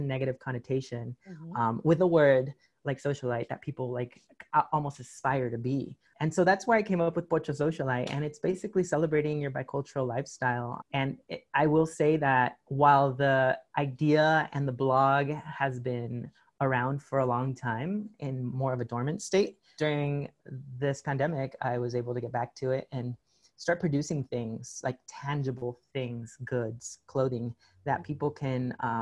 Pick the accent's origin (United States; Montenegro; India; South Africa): United States; San Diego, California; also born or lived in Rosarito, Mexico; I'm from San Diego